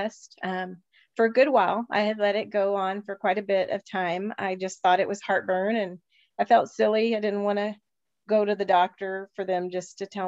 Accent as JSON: {"language": "English", "region": "Texas", "country": "United States", "tie": "born or raised there", "said": "I grew up there in Texas"}